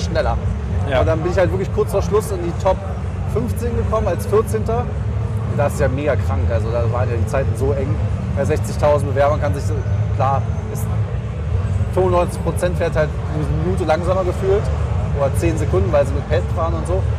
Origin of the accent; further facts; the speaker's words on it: Germany; wir als Deutsche